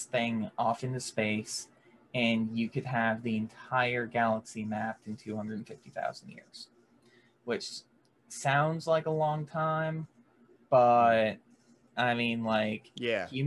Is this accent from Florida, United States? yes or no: yes; rural Florida, United States; I may be from the more rural part of Florida